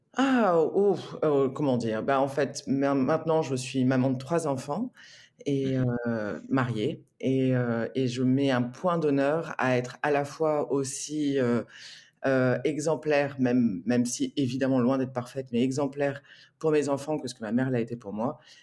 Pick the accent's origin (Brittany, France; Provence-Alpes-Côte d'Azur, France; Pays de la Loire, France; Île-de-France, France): Provence-Alpes-Côte d'Azur, France; Marseille; moved away as an adult; also born or lived in Rome; now in Bordeaux, France; je suis arrivée à Marseille, donc j'avais 18 mois. J'ai quitté Marseille à 18 ans.